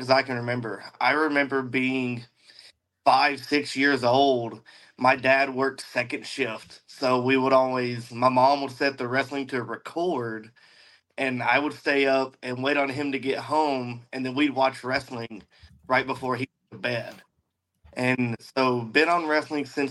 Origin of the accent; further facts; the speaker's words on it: same town as Blake Christian, near Jackson, Tennessee, United States; there was a guy from my hometown who was actually wrestling in the local area, Blake Christian. Me and him are from the same town